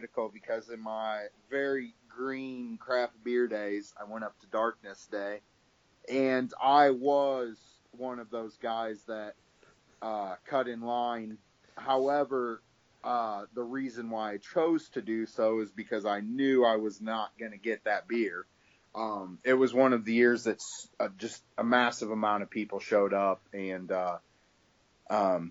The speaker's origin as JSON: {"language": "English", "region": "Iowa", "country": "United States", "said": "Iowans are loyal people"}